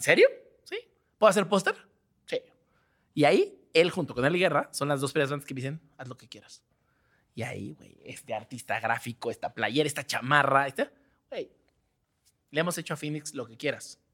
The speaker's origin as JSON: {"language": "Spanish", "region": "Mexico City", "country": "Mexico", "said": "yo soy de Azcap."}